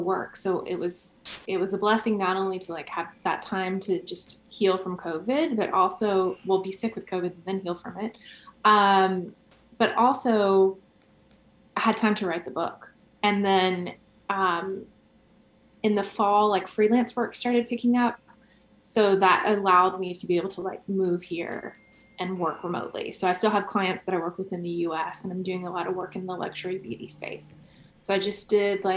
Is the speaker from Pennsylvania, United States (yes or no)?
no; Carrollton, Georgia, United States; A small town called Carrollton.